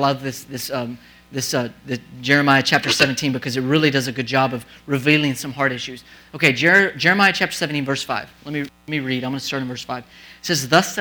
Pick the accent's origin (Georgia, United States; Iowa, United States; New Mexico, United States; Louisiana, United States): New Mexico, United States; moved away; I'm from the desert. I'm from New Mexico.